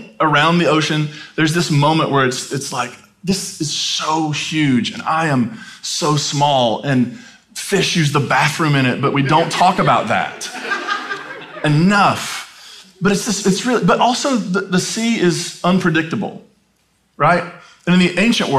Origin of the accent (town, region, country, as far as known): United States